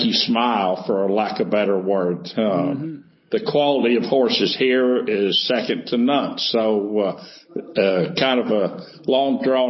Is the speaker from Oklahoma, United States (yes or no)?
yes; Oklahoma, United States; I grew up in Oklahoma